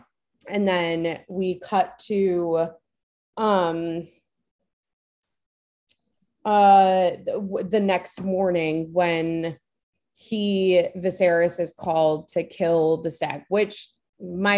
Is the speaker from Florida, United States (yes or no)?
yes; Florida, United States; I'm from Florida.